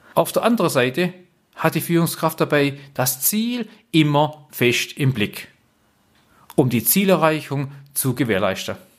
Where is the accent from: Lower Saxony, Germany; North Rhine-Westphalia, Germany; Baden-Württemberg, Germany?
Baden-Württemberg, Germany; Black Forest; ich komme ja hier aus dem Schwarzwald